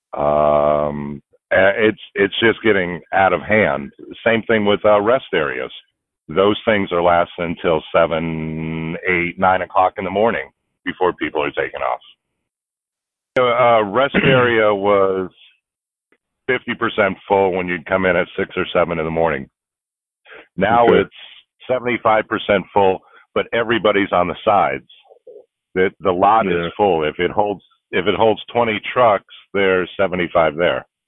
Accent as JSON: {"language": "English", "town": "Houston", "region": "Texas", "country": "United States", "said": "I'm from Houston, Texas"}